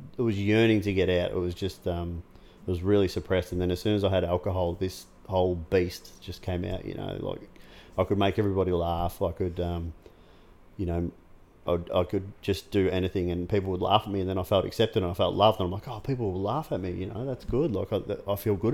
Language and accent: English; Geelong, Victoria, Australia; I grew up in Corio